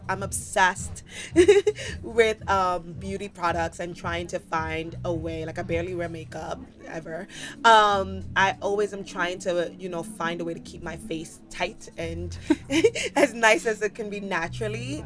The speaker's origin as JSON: {"language": "English", "town": "New York City", "region": "New York", "country": "United States", "tie": "born or raised there", "moved": "as an adult", "lives_now": "Los Angeles, United States", "said": "born and raised in the Bronx. A New York kid."}